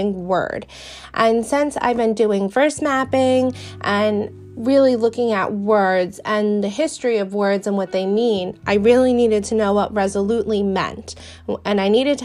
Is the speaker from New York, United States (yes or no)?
yes; New York, United States; accent: Brooklyn-ish; I was born and raised in New York. I have never lived a day in Brooklyn, but I have a very Brooklyn-ish accent